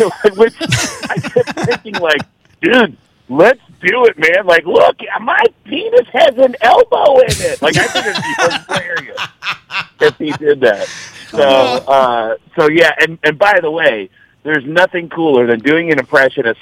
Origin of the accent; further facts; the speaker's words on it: Mount Vernon, New York, United States; I grew up outside the Bronx in Mount Vernon, New York.